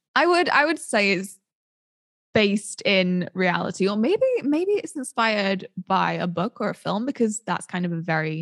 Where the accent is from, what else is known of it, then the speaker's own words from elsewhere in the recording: United Kingdom; as a Brit